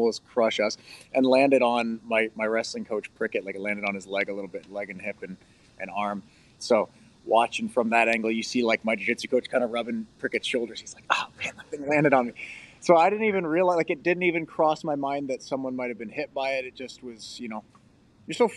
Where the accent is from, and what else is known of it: Canada